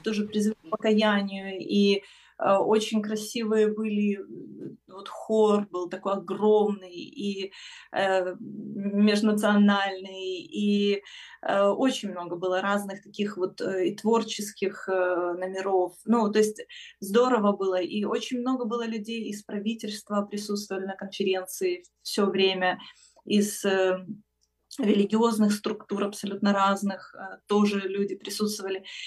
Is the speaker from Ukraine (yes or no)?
yes; Ukraine; я с Украины